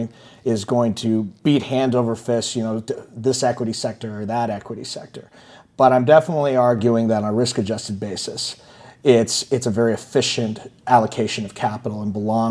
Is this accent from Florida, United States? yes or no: no; San Francisco, California, United States; I'm from San Francisco